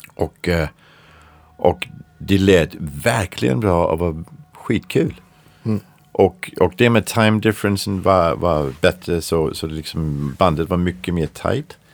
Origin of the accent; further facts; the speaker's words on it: Denmark; Swedish is a second language; moved away; Jag är från Danmark